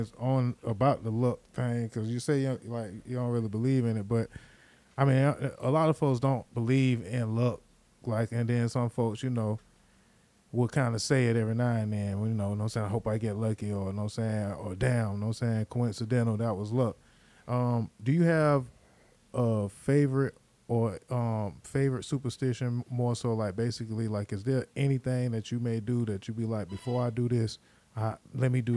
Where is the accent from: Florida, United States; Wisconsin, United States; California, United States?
Florida, United States; Miami; I'm from Miami